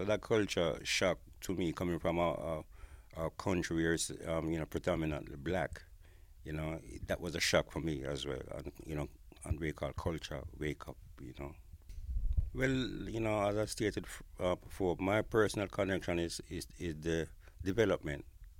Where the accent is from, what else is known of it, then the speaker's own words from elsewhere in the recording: Kingston, Jamaica; moved away as an adult; now in United Kingdom; I'm a musician from Kingston, Jamaica. I came to Britain on the request of Trojan Records to perform and develop reggae music in Britain.